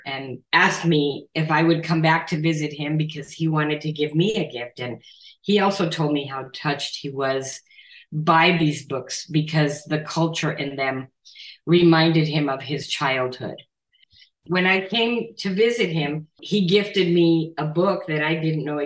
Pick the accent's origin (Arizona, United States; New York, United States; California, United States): Arizona, United States; Nogales; living in my hometown of Nogales, Arizona, on the border, where that's where I grew up